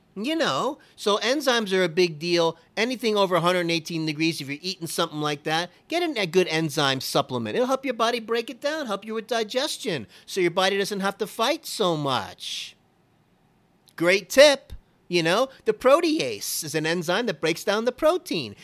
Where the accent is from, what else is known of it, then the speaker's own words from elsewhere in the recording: Miami, Florida, United States; I was born and raised in Miami